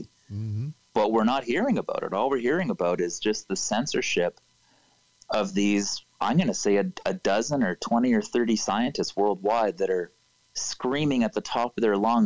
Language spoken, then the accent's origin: English; Canada; I'm from Canada.